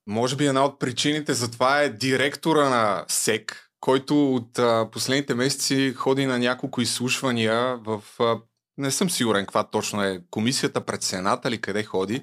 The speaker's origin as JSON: {"language": "Bulgarian", "region": "Targovishte Province", "country": "Bulgaria", "said": "като един търговешки селенин"}